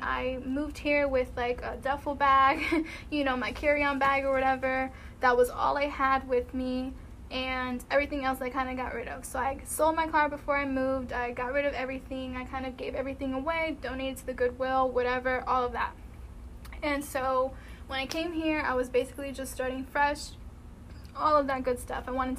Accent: East Coast, United States; But you gotta think where I'm from. So I'm from the East Coast, like New York is right there.

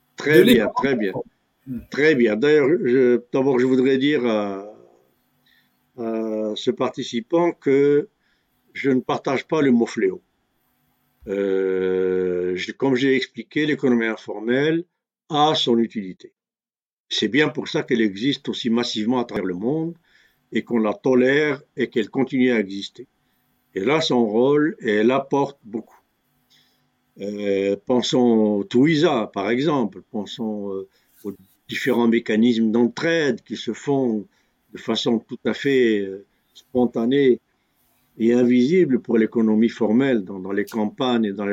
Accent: Algeria; chez nous en Algérie

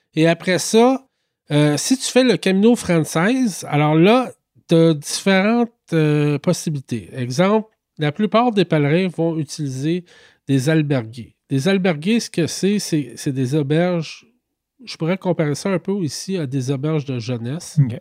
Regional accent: Quebec, Canada; je viens du Québec

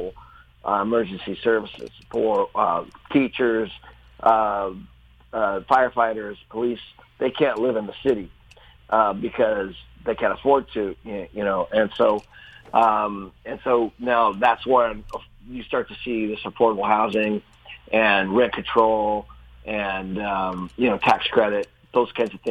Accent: Seattle, Washington, United States; I grew up in Seattle

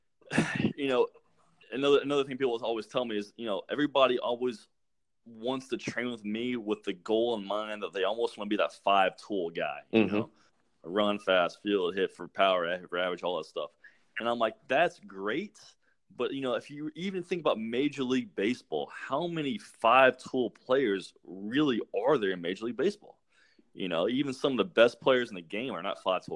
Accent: Atlanta, Georgia, United States; I grew up in Atlanta

